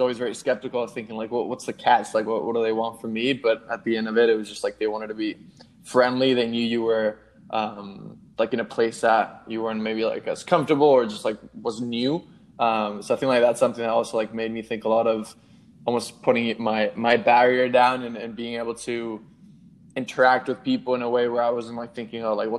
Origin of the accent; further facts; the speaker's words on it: Madrid, Community of Madrid, Spain; also born or lived in Melbourne, Australia; now in New York, United States; I grew up in Madrid, then spent some time in like Melbourne and now in New York.